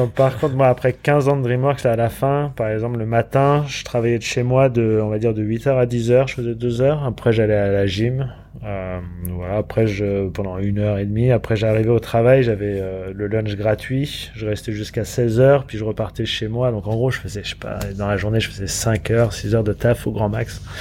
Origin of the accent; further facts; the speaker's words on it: France; moved away as an adult; also born or lived in London, United Kingdom / Los Angeles, United States / Montpellier, France; moi en tant que français, j'étais qu'avec des français pendant 15 ans